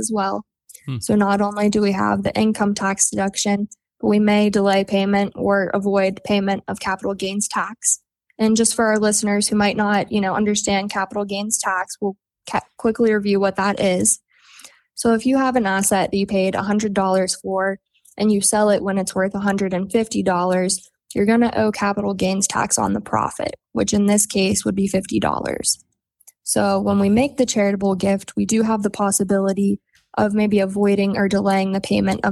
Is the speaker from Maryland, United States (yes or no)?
yes; Oakland, Maryland, United States; moved away as an adult; also born or lived in northern Garrett County, Maryland; now in Garrett County, United States; I'm originally from Oakland, where the main office is, and I have moved to the northern end of Garrett County